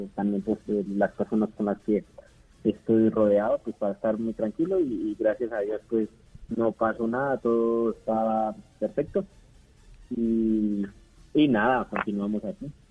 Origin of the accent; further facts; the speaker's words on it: Colombia; todos los colombianos